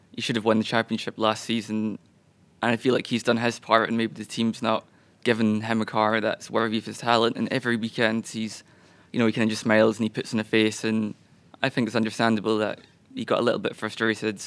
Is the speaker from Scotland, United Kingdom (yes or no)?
yes; Scotland, United Kingdom; being a Scotsman